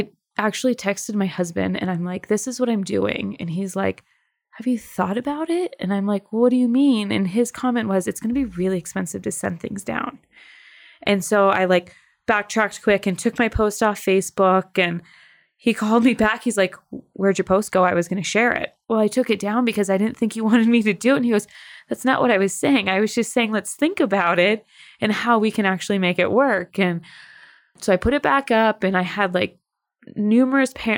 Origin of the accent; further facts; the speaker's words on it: Michigan, United States; moved away as an adult; now in Colorado, United States; I am originally from Michigan and but call Colorado home now. I have been out here about 10 years